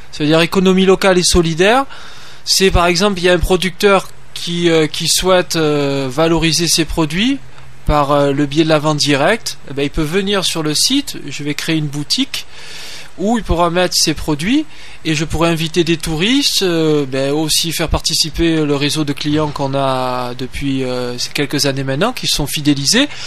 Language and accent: French; Marseille, Provence-Alpes-Côte d'Azur, France; accent: southern Marseille; je viens déjà de Marseille. De Marseille. Ah, il y a un petit accent, hein. Un petit accent du sud de Marseille, oui, tout à fait.